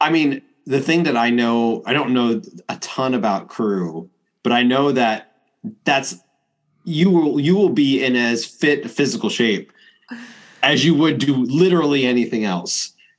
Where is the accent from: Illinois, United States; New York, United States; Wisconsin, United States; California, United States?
New York, United States; I grew up in New York